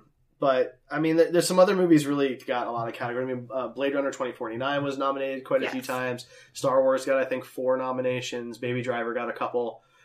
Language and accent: English; Philadelphia, Pennsylvania, United States; now in Kansas City, United States; So I'm from Philly originally.